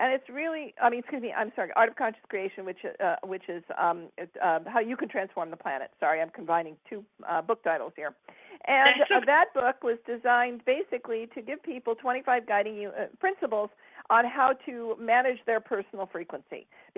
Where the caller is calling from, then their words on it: Westlake Village, California, United States; I'm calling in from Southern California, just outside of Los Angeles, a little place called Westlake Village.